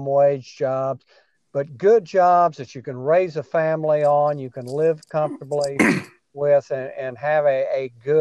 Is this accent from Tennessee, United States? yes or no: no; Corpus Christi, Texas, United States; I'm a born and raised in Corpus Christi